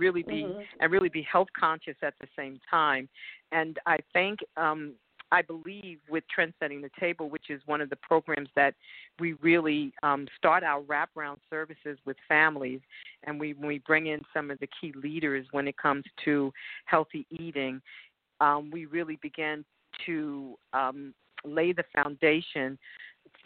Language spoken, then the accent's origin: English; New York City, New York, United States; moved away as an adult; now in Texas, United States; I grew up in the Bronx, New York, and I moved to Texas about 5 years ago